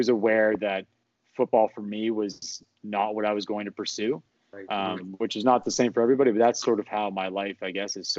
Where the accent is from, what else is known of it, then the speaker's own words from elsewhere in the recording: Canada; we're from Canada